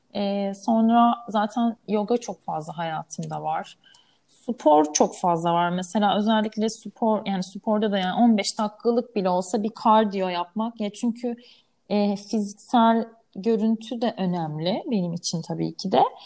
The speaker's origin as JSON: {"language": "Turkish", "region": "Istanbul", "country": "Turkey", "tie": "born or raised there", "said": "İstanbul'da yaşıyorum, burada doğdum, büyüdüm."}